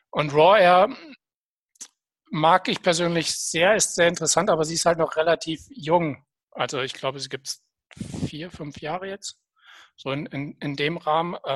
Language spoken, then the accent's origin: German; Hesse, Germany; dazwischen oder davor ist es für mich, weil ich komme ja aus Nordhessen, einfach zu weit weg gewesen, um mal live vor Ort zu sein.